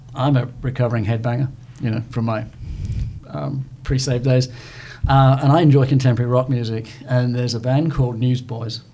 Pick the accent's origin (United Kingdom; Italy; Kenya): United Kingdom; England; now in Southern United States; being an Englishman